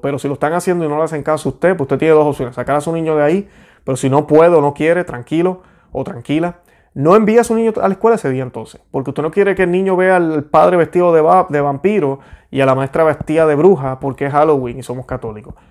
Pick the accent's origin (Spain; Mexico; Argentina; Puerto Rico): Puerto Rico; yo soy puertorriqueño católico